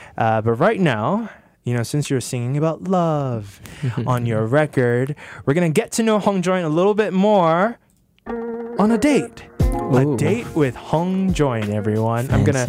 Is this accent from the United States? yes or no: no; Singapore; like I'm a Singaporean musician first, I really respect that.